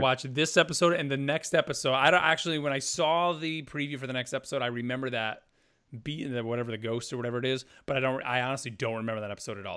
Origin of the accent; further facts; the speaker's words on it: United States; us being American